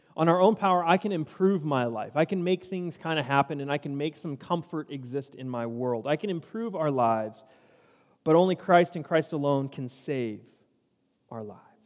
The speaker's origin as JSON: {"language": "English", "town": "San Diego", "region": "California", "country": "United States", "tie": "born or raised there", "moved": "as an adult", "lives_now": "Cedar Park, United States", "said": "I grew up in San Diego"}